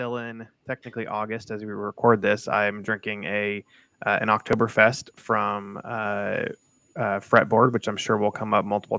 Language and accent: English; Columbus, Ohio, United States; now in Cincinnati, United States; I moved here. I'm originally from Columbus. So I'm an Ohio person through and through.